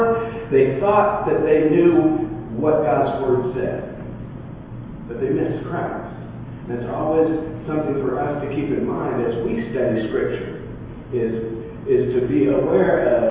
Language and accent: English; United States; I was raised in America